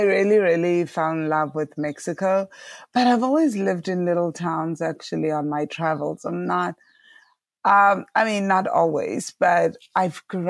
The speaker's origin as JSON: {"language": "English", "region": "Mpumalanga", "country": "South Africa", "tie": "born or raised there", "moved": "as an adult", "said": "I grew up in South Africa, so I was born in a tiny little village called Chagastad in Mpumalanga, South Africa"}